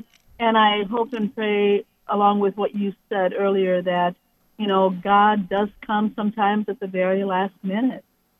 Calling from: Cleveland, Ohio, United States; Today, I'm calling from Cleveland, Ohio.

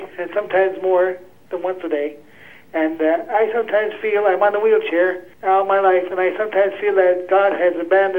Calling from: Pennsylvania, United States; I'm calling from Asheville, Pennsylvania.

